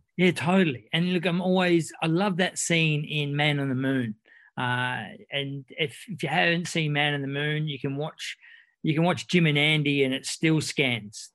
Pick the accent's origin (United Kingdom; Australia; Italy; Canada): Australia; accent: Aussie; I lead with my second best accent and then switch into my Aussie